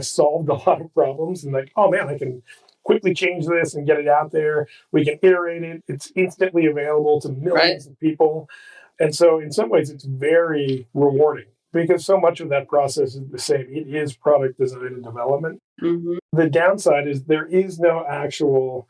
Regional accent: Midwest, United States; I grew up in the Midwest

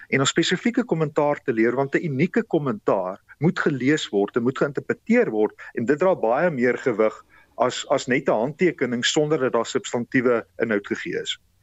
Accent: South Africa; ons as Suid-Afrikaners

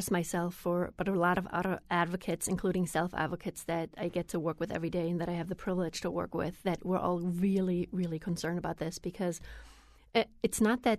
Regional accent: Germany; moved away as an adult; I grew up in Germany with a very different system, and I didn't pay that much attention about the system because I was 19 when I came here.

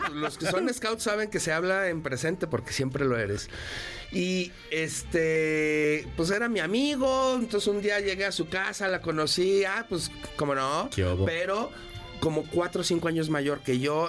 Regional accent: León, Guanajuato, Mexico; Yo crecí en León, Guanajuato.

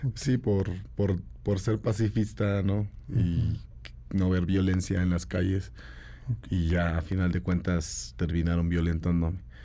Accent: San Cristóbal de las Casas, Chiapas, Mexico; also born or lived in San Pedro Chenalhó, Chiapas; Soy originario de San Pedro Chenaló, de los altos de, Chiapas. Eh, mis padres migraron eh, cuando éramos pequeños a San Cristóbal de las Casas

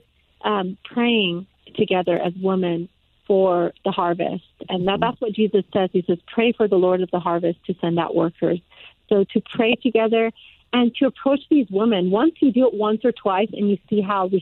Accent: Iran; now in United States; I don't speak Arabic. I speak Farsi. I'm from Iran.

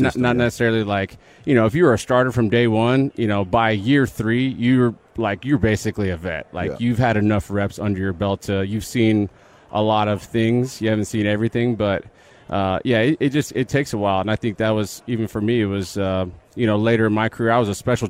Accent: Canyon Lake, Texas, United States; Yes, I grew up in Canyon Lake. Went to high school in Boulevardy.

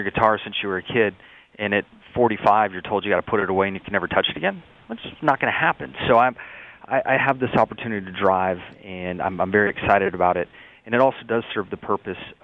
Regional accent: San Diego, California, United States; I had very humble beginnings growing up in the San Diego area

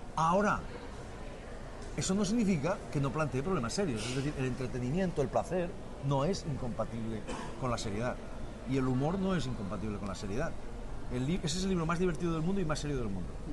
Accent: Spain; now in Catalonia, Spain; los españoles también pensamos que no somos tan no somos buenos lectores

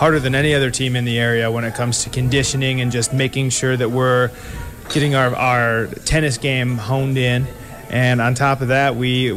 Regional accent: Crown Point, Indiana, United States; I grew up in Crown Point

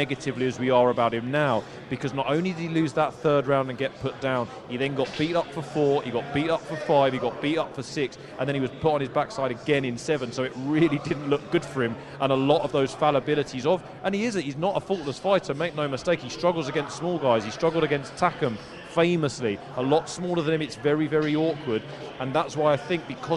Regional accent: England, United Kingdom; now in Dubai, United Arab Emirates; I'm British, I grew up in England

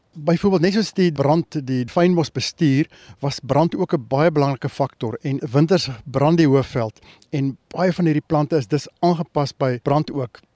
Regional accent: Johannesburg, Gauteng, South Africa; En as kind sit in in Linden, Johannesburg gebly en ons het so op die buitewyke van Johannesburg gebly.

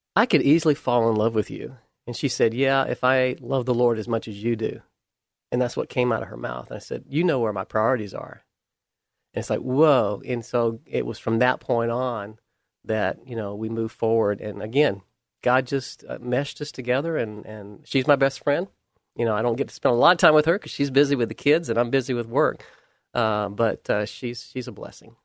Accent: Camilla, Georgia, United States; moved away; I was raised in South Georgia, a little tiny town called Camilla

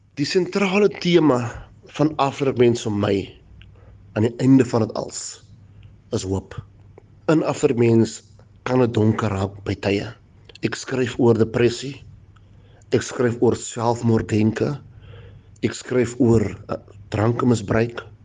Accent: Franschhoek, Western Cape, South Africa; Ek is gebore in Franshoek op 'n plaas Matonik Salshore in 1986 My pa was 'n plaasarbeider, my ma was 'n kelnerin. Destyds, ons het arm groot geraak in 'n plaashuisie

